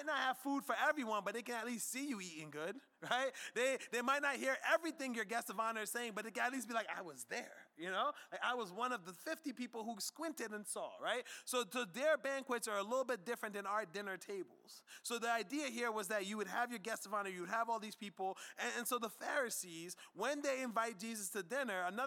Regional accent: United States; us as American Christians

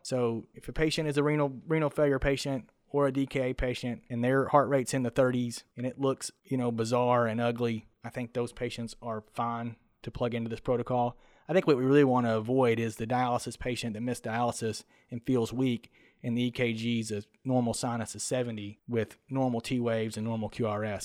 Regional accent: Kentucky, United States; I'm from Kentucky

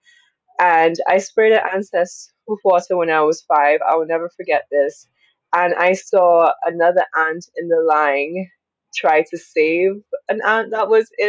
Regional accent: Dominica; born or raised there

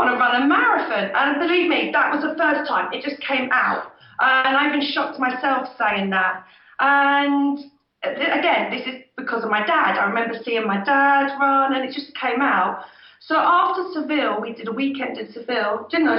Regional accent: near Milton Keynes, South East England, United Kingdom; he did the Milton Keynes very first marathon, which is just down the road in my hometown

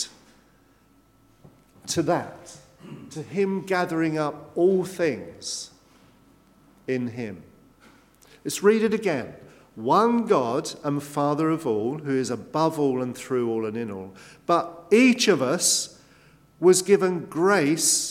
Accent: England, United Kingdom; we're English

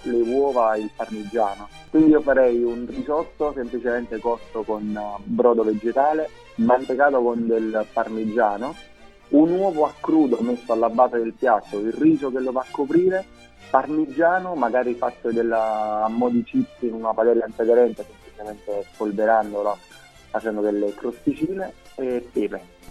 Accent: Naples, Campania, Italy; essendo napoletano, e da buon napoletano

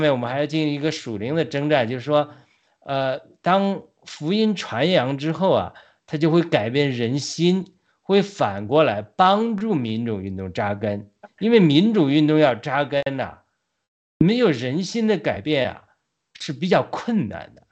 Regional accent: China; moved away as an adult; now in United States; 我们在国内 呃，读书出来的

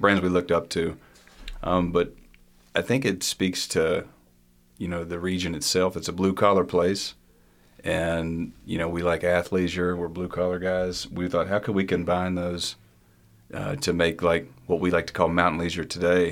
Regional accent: Morehead, Kentucky, United States; growing up in Eastern Kentucky

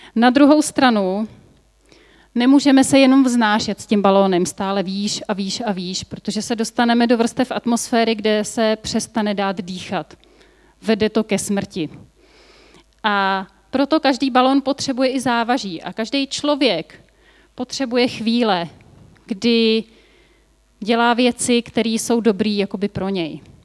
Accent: Bohemia, Czechia; A u nás v Čechách

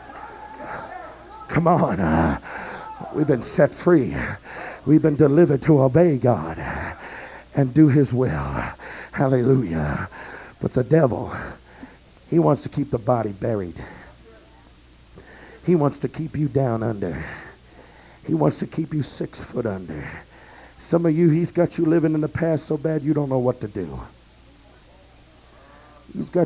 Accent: New York, United States; moved away; I was from New York

